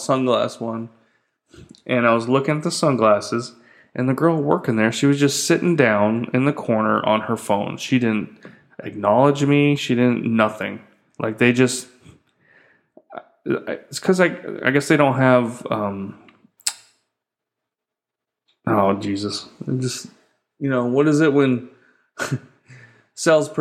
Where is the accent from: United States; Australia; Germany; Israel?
United States; moved away as an adult; now in Philippines; I'm an American